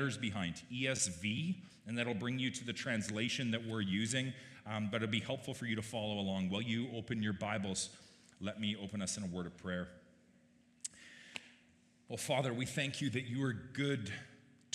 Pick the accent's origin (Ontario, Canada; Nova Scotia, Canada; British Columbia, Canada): British Columbia, Canada; Summerland; planting a church in Summerland, which is my hometown